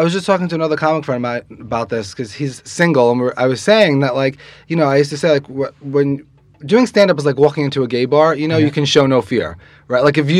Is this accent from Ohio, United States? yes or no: no; New York City, New York, United States; I grew up in Queens, by the way, not far from here.